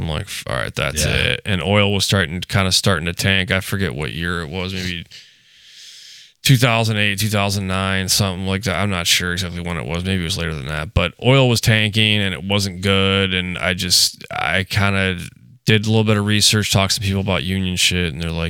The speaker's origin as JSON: {"language": "English", "region": "Louisiana", "country": "United States", "said": "So basically, I came from Louisiana, went to New York"}